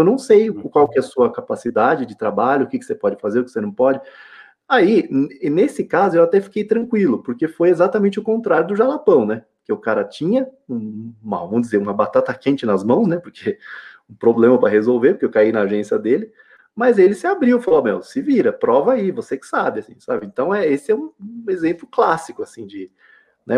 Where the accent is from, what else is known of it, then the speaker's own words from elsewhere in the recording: São Paulo, Brazil; moved away as an adult; now in Minas Gerais, Brazil; sou de São Paulo